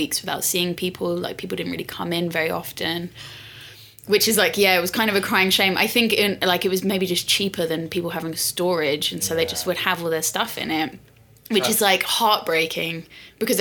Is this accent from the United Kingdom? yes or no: yes; London, United Kingdom; I was like born and raised in London